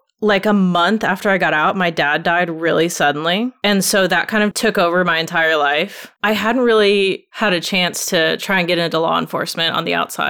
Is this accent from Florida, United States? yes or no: no; Seattle, Washington, United States; I'm from Seattle originally. I was born there. We moved a lot when I was a kid. My dad had a job that moved us around a lot, so that was brutal. And we ended up back in Washington and right outside Seattle, graduated high school there